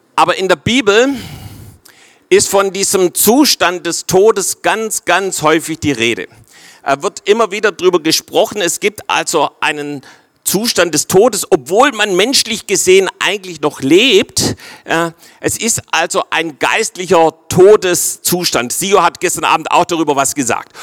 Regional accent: Swabia, Baden-Württemberg, Germany; für uns Schwaber

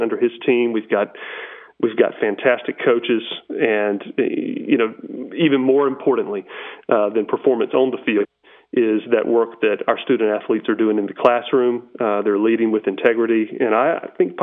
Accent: Greenville, North Carolina, United States; also born or lived in Chapel Hill, North Carolina; growing up here in Greenville, growing up in the Greenville community

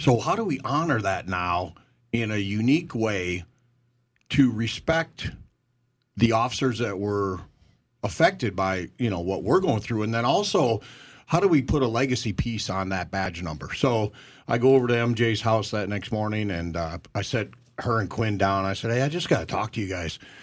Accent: Minnesota, United States; moved away; we come from Minnesota together

